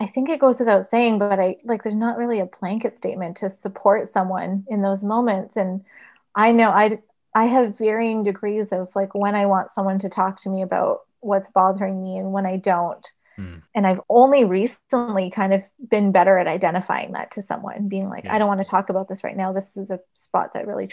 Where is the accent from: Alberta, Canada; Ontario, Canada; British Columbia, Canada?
Ontario, Canada; Paris; I grew up in Paris